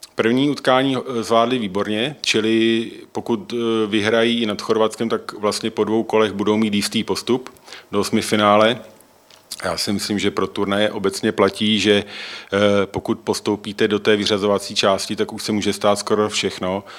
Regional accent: Czechia; jako Češi

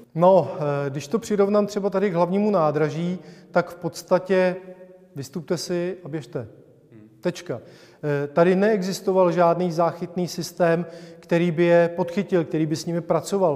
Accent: Czechia; protože jsme Češi

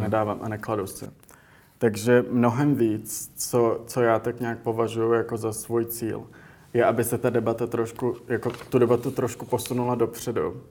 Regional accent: Prague, Czechia; moved away as an adult; also born or lived in United States; jsem vyrůstal v Praze

